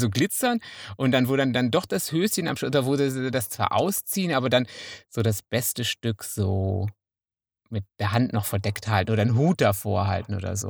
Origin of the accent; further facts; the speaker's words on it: Münsterland, North Rhine-Westphalia, Germany; also ich bin Münsterländer.